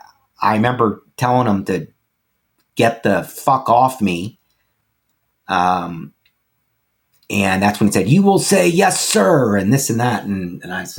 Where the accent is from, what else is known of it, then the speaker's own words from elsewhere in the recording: Boca Raton, Florida, United States; we grew up in Boca, so did Jessica, and we even went to the same high school